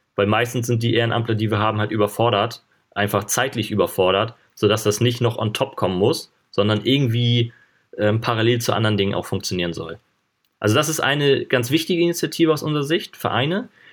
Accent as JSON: {"language": "German", "region": "Schleswig-Holstein", "country": "Germany", "said": "ich komme ja hier hoch aus dem Norden, aus Schleswig-Holstein"}